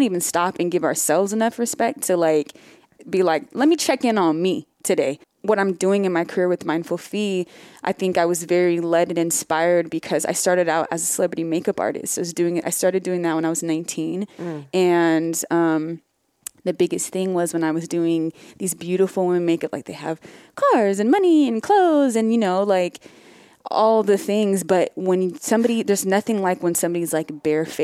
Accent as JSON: {"language": "English", "region": "Northern California", "country": "United States", "tie": "born or raised there", "said": "I grew up in Northern California"}